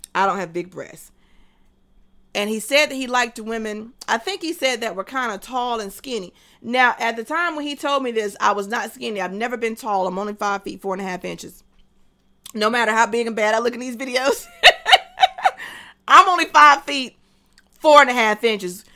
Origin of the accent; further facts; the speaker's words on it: North Carolina, United States; also born or lived in Texas / Tennessee; I'm from North Carolina.